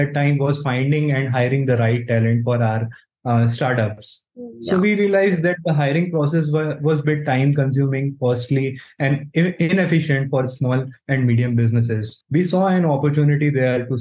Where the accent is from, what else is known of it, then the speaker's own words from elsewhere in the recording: Jabalpur, Madhya Pradesh, India; I am from Jabalpur, a city in Madhya Pradesh.